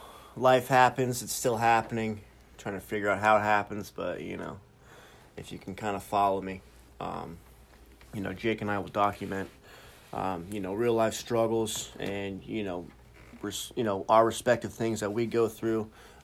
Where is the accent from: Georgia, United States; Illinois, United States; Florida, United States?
Florida, United States; St. Petersburg; I am from St. Pete.